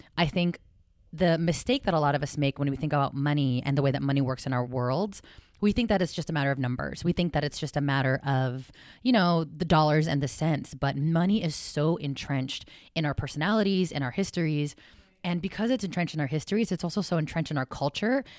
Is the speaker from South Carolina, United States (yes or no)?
no; South San Francisco, California, United States; I was born and raised in South San Francisco, California, full Filipina